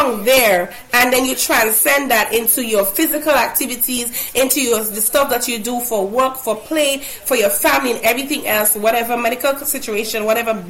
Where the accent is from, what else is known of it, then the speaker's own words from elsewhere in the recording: Grenada; I'm pronouncing it as if it's an A, because I'm from Grenada.